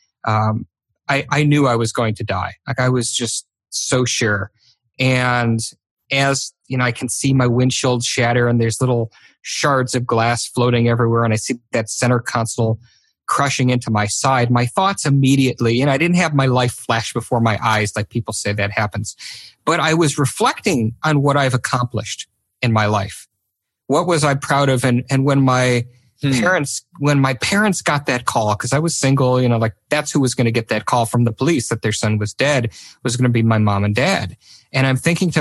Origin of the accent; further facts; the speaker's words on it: Michigan, United States; I grew up in Michigan to two really wonderful down-to-earth parents.